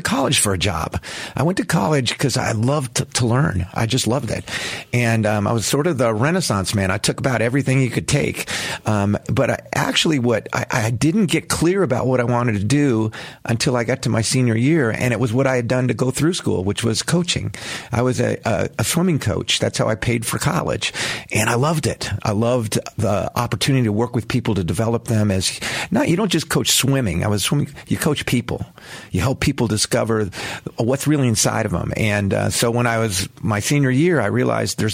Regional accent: Los Angeles, California, United States; moved away as an adult; I grew up in the San Fernando Valley, Southern California

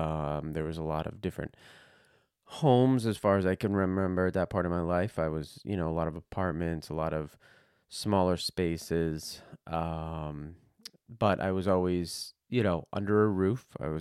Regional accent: New Jersey, United States; born there; Right now I'm 45, going to be 46 in a couple months. I was born in New Jersey.

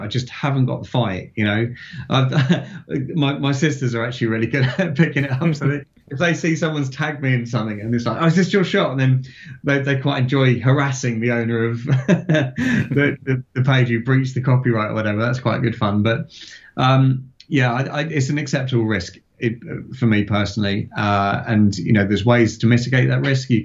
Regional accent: Farnborough, South East England, United Kingdom; having grown up in that sort of 80s into 90s and seeing them fly into my hometown of Farnborough

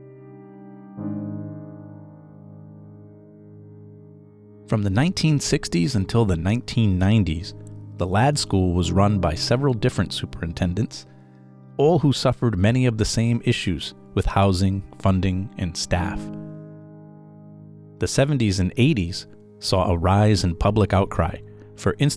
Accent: Rhode Island, United States; I grew up in Rhode Island, hearing all the stories and legends about the Ladd School.

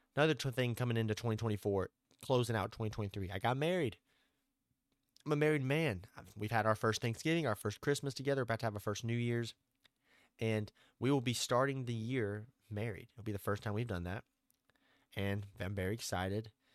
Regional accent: Arkansas, United States; I'm from Arkansas

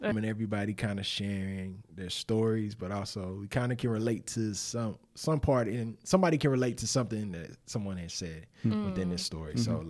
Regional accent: the South, United States; It's the South, too. So I grew up in the South, so you know hot sauce is like...

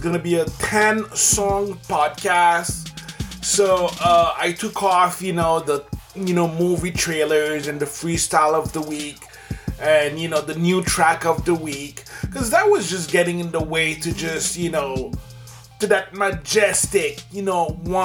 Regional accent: Canada; also born or lived in Quebec; I'm Canadian. You know, I live in Quebec

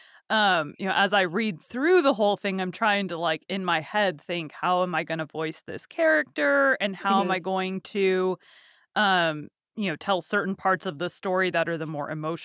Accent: Texas, United States; I've been born and raised in Texas, so a mm-hmm. lot of my family have like Southern accents. I don't.

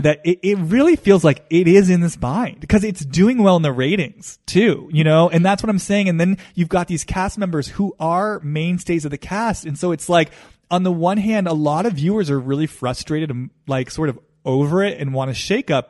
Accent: East Coast, United States; now in Los Angeles, United States; I grew up on the East Coast. I live in Los Angeles

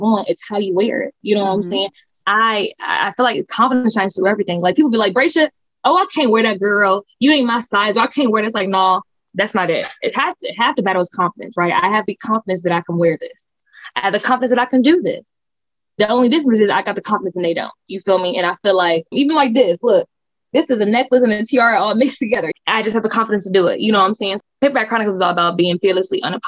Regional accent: Akron, Ohio, United States; So I'm from Akron, Ohio. I went to art schools, like audition type art schools

